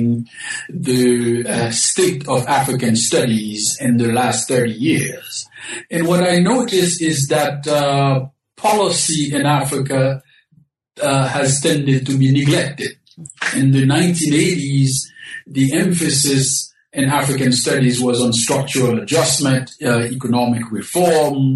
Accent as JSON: {"language": "English", "country": "Haiti", "tie": "born or raised there", "also_born_or_lived": "Berkeley, United States / Binghamton, United States", "moved": "yes", "lives_now": "St. Louis, United States", "said": "I was born in the Caribbean, specifically in Haiti."}